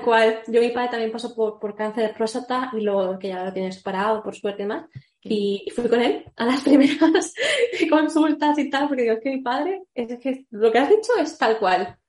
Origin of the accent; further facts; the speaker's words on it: Barcelona, Catalonia, Spain; moved away as an adult; now in Madrid, Spain; Soy, estoy viviendo aquí en Madrid, pero soy nueva en Madrid porque yo en verdad soy de Barcelona